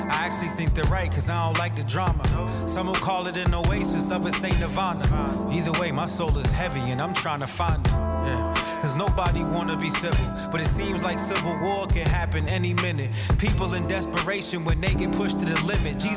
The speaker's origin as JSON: {"language": "English", "town": "Dorchester", "region": "Massachusetts", "country": "United States", "tie": "born or raised there", "said": "the problems or the issues or the desires that I was facing as a as a as a man growing up in Dorchester trying to find himself."}